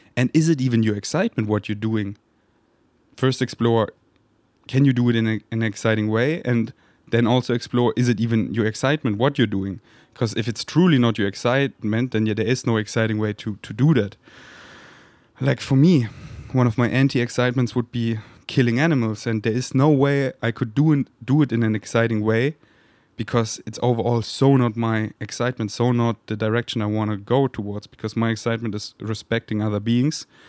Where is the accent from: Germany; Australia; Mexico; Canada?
Germany; Munich, Bavaria; moved away; also born or lived in Berlin; that's where I'm from, that's where my family lives, so I can chill with my mom and just be in my hometown